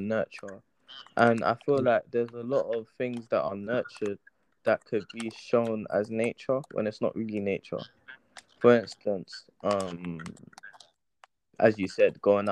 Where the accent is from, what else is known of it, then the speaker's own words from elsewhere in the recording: London, United Kingdom; growing up in South London